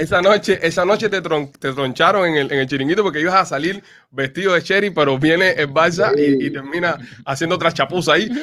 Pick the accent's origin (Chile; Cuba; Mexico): Cuba; now in Miami, United States; nosotros los cubanos somos más caribeños